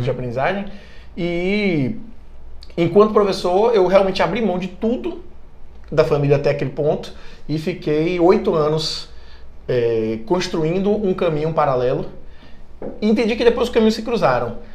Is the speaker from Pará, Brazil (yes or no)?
no; Bahia, Brazil; E eu sou baiano